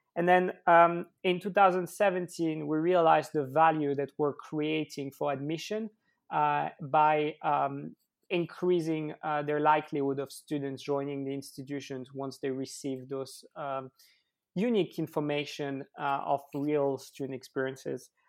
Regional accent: Switzerland; I grew up in Switzerland

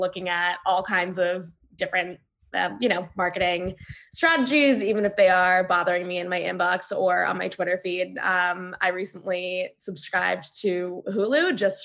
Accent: Middleburg, Virginia, United States; moved away as an adult; also born or lived in Boston; now in New York City, United States; I technically live in New York City, but I've been in my hometown of Middleburg, Virginia

